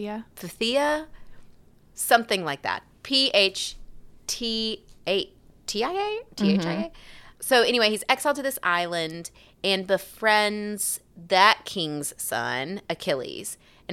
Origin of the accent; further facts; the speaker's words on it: Alabama, United States; which I want to pronounce Patroclus because I'm from South Alabama.